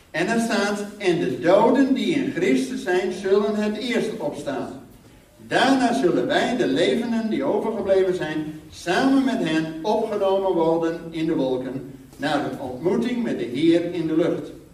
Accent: Netherlands; als Nederlander

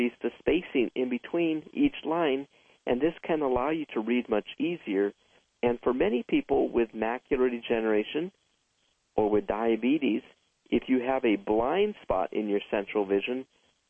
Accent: San Fernando Valley, California, United States; also born or lived in Santa Monica, California; After I was born, my family then moved to the San Fernando Valley where there was more land where we could grow more plants

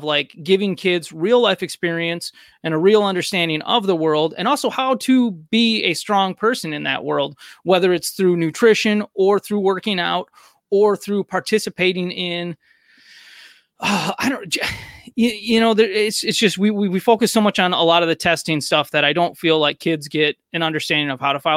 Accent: United States; also born or lived in Missouri; growing up in America

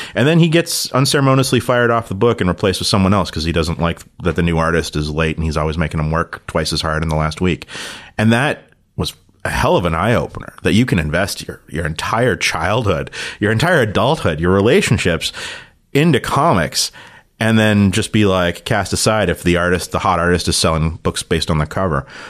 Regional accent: Toronto, Ontario, Canada; growing up in Toronto

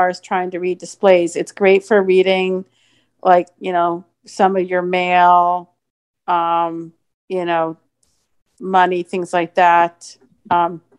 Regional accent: Phoenix, Arizona, United States; I'm from Phoenix

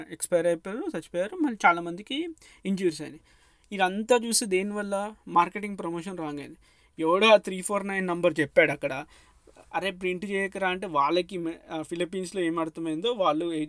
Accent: Hyderabad, Telangana, India; మన చిన్నప్పుడు అప్పుడు నేను హైదరాబాద్లో ఉంటే

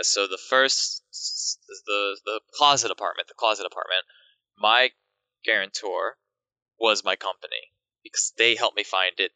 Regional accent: Long Island, New York, United States; moved away as an adult; now in Tokyo, Japan; I lived in Long Island

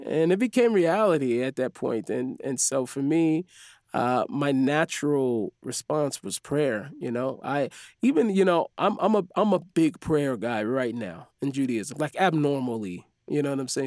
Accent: Seattle, Washington, United States; moved away as an adult; now in Israel; I grew up in the Jewish neighborhood

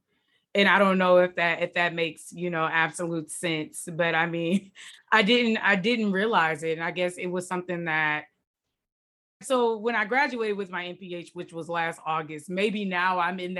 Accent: Detroit, Michigan, United States; moved away as an adult; also born or lived in Washington, D.C.; now in California, United States; I grew up in Detroit, born and raised

